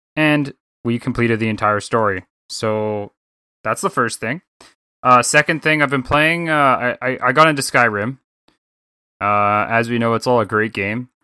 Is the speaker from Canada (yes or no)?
yes; Canada; being Canadian